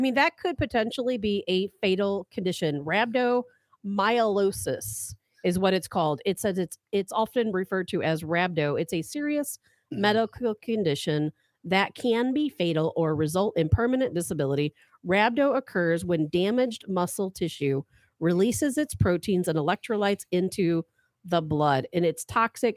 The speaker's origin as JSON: {"language": "English", "town": "St. Louis", "region": "Missouri", "country": "United States", "tie": "born or raised there", "also_born_or_lived": "Chicago, Illinois", "said": "I went to two different high schools because I moved from Chicago to St. Louis"}